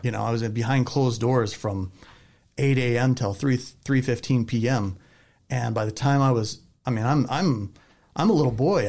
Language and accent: English; Southern California, United States; moved away as an adult; now in Utah, United States; I grew up in Southern California